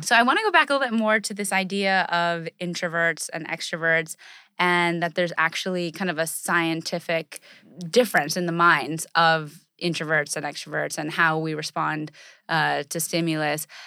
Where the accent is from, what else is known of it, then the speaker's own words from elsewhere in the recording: United States; our culture and in American society, we're, we're very, uh, brash and we're very independent